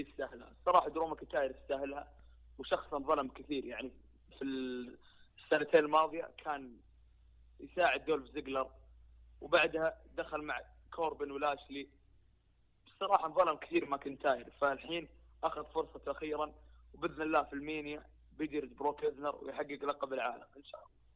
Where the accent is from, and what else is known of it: Saudi Arabia